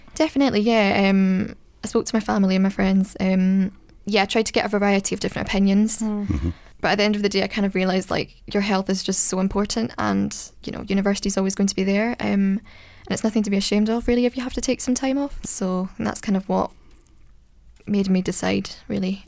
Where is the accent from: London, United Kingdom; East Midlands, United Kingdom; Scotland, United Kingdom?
Scotland, United Kingdom; I'm from Scotland.